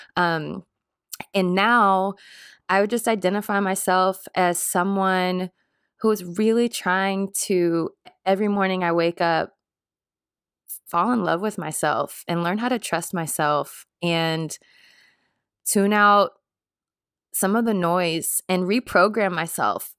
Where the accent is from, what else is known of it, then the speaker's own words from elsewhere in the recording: Jackson, Mississippi, United States; now in Nashville, United States; I grew up in Jackson Public School System